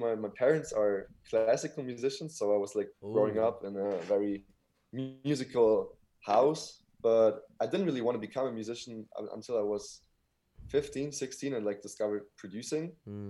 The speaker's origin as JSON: {"language": "English", "country": "Germany", "tie": "born or raised there", "also_born_or_lived": "Berlin", "said": "I was born in Germany. I'm living in Berlin."}